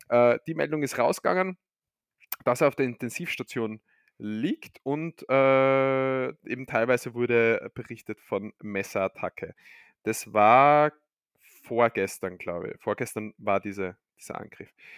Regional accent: Austria; bei uns in Österreich

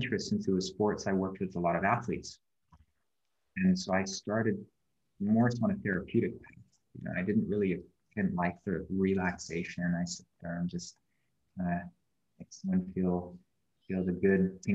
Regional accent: Canada; moved away as an adult; now in Bali, Indonesia; I was born in Canada. And I lived there for 28 and a half years.

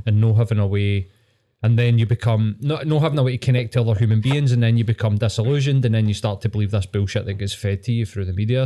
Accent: Scotland, United Kingdom; as a Scottish person

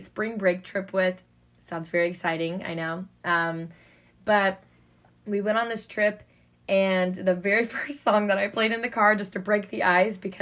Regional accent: Kansas City, United States; moved away as an adult; also born or lived in Madison, Wisconsin; I'm from Kansas City

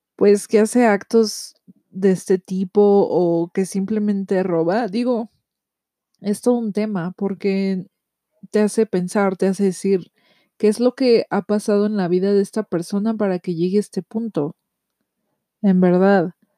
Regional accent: Mexico; yo soy de México

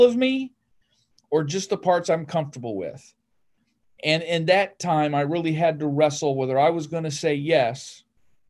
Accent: Northern Ohio, United States; moved away; I grew up in Ohio, Northern Ohio

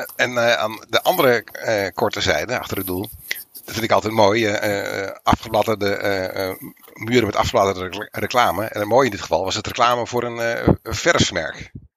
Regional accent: Netherlands; Dus wij zeggen uit Nederland

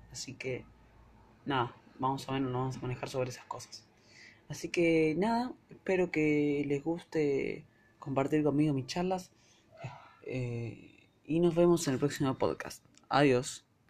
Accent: Argentina; Soy de Argentina

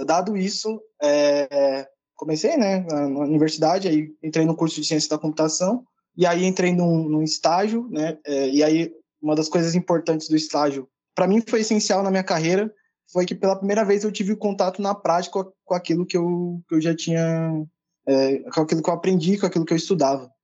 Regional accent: São Paulo, Brazil; Eu sou de São Paulo, sou da periferia de São Paulo, né, então estudei escola pública a minha vida toda

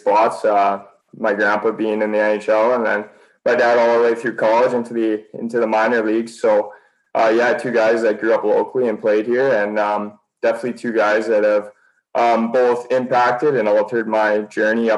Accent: Sherwood Park, Alberta, Canada; I grew up playing in the Sherwood Park Arena

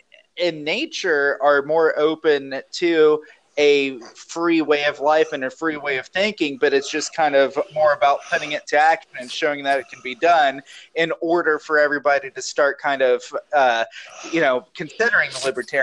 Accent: Chillicothe, Ohio, United States; also born or lived in Columbus, Ohio; I'm originally from Chillicothe, Ohio myself.

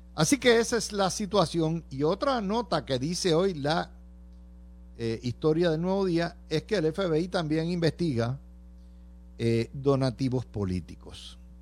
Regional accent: Cidra, Puerto Rico; el exalcalde de mi pueblo, Javier Carrasquillo

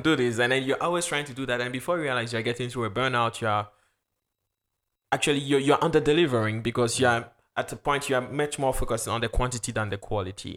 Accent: Ghana; also born or lived in Luxembourg; now in France; I'm a Ghanaian

